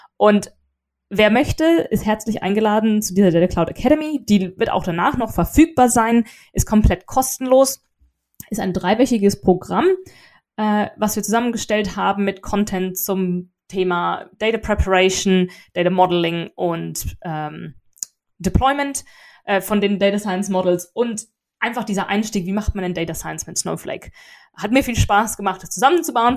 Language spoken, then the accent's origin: German; Germany; also born or lived in England; now in United Kingdom; ich bin Deutsche